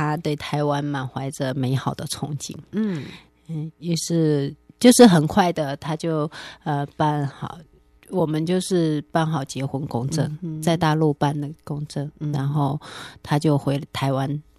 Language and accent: Chinese; Manzhouli, Inner Mongolia, China; moved away as an adult; now in Taiwan; 出生在内蒙古满洲里市，八年前在、